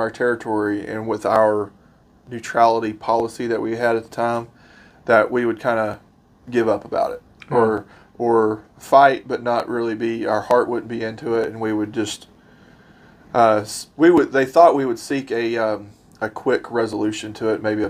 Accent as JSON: {"language": "English", "region": "Arkansas", "country": "United States", "said": "I'm from Arkansas."}